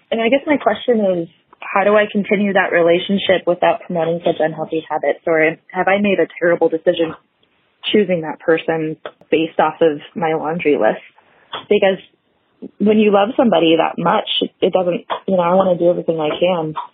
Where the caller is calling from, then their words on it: California, United States; I'm calling from California.